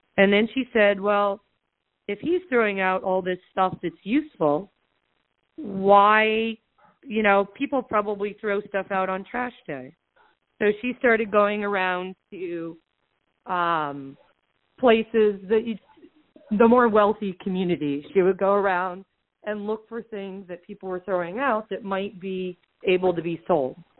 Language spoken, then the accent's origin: English; Southwest Florida, United States; I was born and raised in Southwest Florida